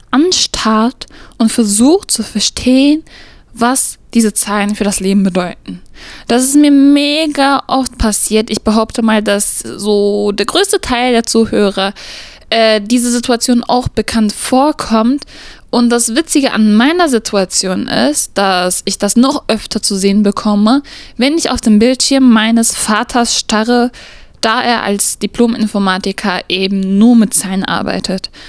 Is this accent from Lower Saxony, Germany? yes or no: no; Gladbeck, North Rhine-Westphalia, Germany; wir kommen ja aus Gladbeck